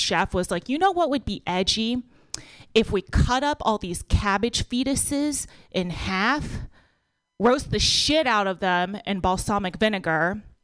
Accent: Texas, United States; also born or lived in Bay Area, California; now in San Francisco Bay Area, United States; I was born and raised in Texas

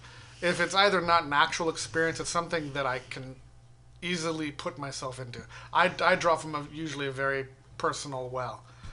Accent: Novato, California, United States; And that was here in the Bay Area. I mean, I grew up in Novato.

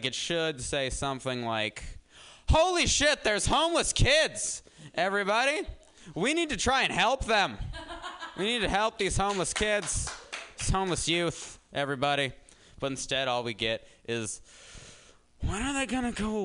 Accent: Denver, Colorado, United States; I'm here from Denver

